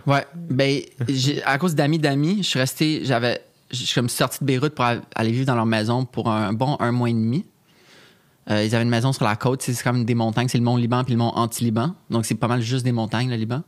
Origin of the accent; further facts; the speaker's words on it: Canada; qu'on est Canadien